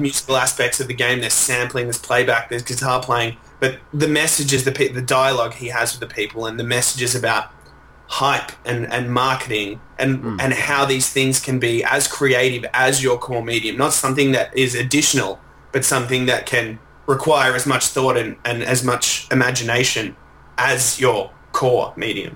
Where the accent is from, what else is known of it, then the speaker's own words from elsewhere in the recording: Melbourne, Victoria, Australia; I'm from Melbourne